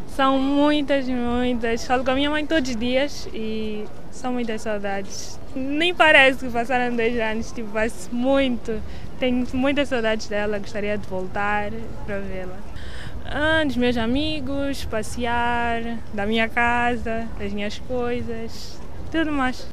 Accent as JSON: {"language": "Portuguese", "region": "Maputo", "country": "Mozambique", "tie": "born or raised there", "moved": "as an adult", "lives_now": "Lisbon, Portugal", "said": "Nasci em Moçambique, Maputo. Tinha 18 anos quando eu vim para cá."}